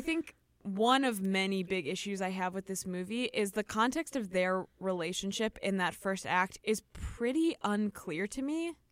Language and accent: English; Chicago, Illinois, United States; I can't say O's correctly because I'm from Chicago